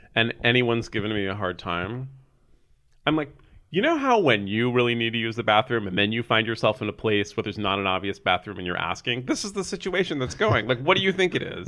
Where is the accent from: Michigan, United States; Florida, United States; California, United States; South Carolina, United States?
California, United States; San Francisco; I grew up here in San Francisco, born and raised